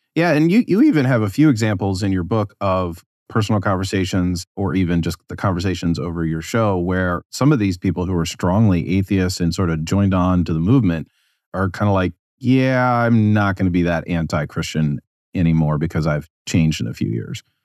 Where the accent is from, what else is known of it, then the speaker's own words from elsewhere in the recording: United States; as an American